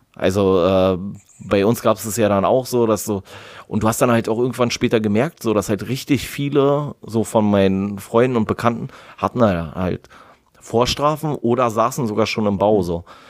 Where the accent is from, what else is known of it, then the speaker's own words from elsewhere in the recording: Berlin, Germany; als Berliner